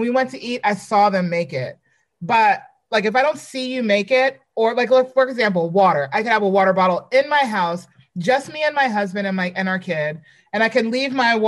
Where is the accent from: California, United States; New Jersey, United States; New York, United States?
New York, United States; New York City; I'm from Brooklyn, but I replaced Brooklyn with Queens.